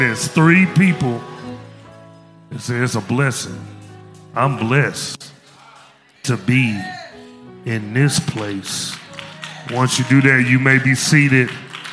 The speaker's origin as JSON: {"language": "English", "town": "Memphis", "region": "Tennessee", "country": "United States", "moved": "yes", "said": "I'm from Memphis"}